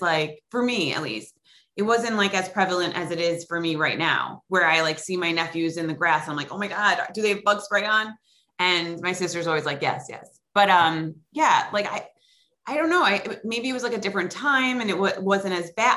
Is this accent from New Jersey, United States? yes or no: no; Long Island, New York, United States; moved away as an adult; also born or lived in Los Angeles; now in West Hollywood, United States; I grew up in Long Island. I grew up in Long Island, and then I moved out here. I think I was like 22-ish